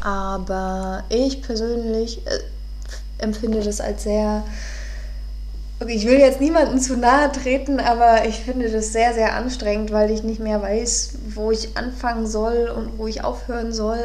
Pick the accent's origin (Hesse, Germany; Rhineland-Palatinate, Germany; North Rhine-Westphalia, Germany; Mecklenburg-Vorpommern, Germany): Mecklenburg-Vorpommern, Germany; Neubrandenburg; moved away; In meiner Heimatstadt, äh, ich komme aus Neubrandenburg